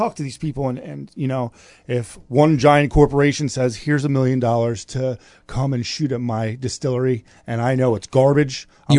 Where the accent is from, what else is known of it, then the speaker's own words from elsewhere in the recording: South Florida, United States; because I'm from South Florida.